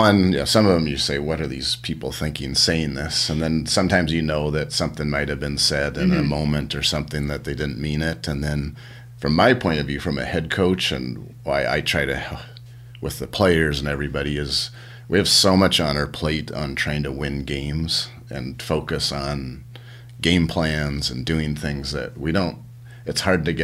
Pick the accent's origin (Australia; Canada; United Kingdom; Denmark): Canada; also born or lived in United States; Yeah, yeah, so yeah, I'm proud Canadian.